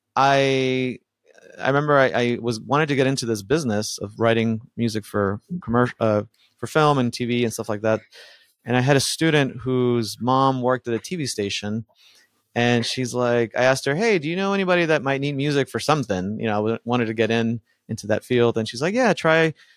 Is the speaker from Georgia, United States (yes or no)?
no; Miami, Florida, United States; English is a second language; also born or lived in Buenos Aires, Argentina; now in Los Angeles, United States; We moved to Miami and uh, grew up in that neighborhood.